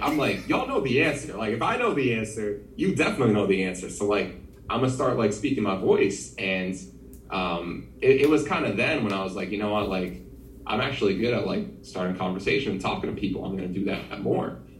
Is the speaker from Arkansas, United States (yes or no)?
no; New Jersey, United States; also born or lived in Philadelphia / Durham / Orlando; I'm from the the wonderful state of New Jersey. Uh, born and raised here.